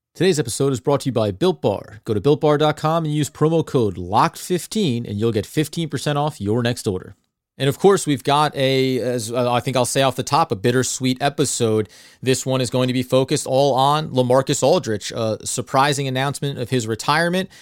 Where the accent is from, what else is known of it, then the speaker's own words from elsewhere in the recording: New Jersey, United States; I'm a guy from New Jersey.